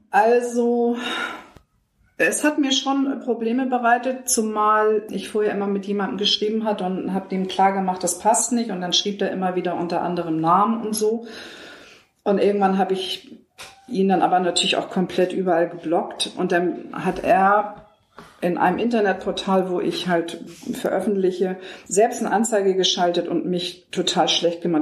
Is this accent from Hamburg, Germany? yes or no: yes; Hamburg, Germany; ich bin Hamburgerin